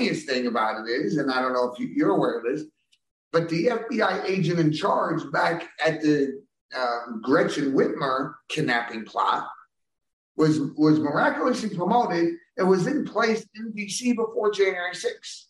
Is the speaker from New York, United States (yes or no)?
yes; New York City, New York, United States; I'm from New York, yes. I'm from New York City